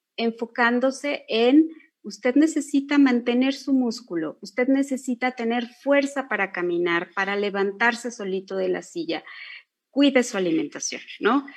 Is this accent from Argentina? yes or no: no; Mexico; somos mexicanos